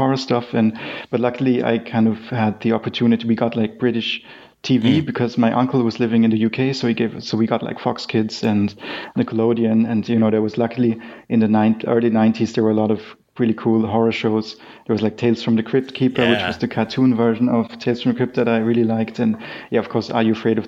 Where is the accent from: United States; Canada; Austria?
Austria; Graz, Styria; moved away; I'm from Austria. Originally grew up in Graz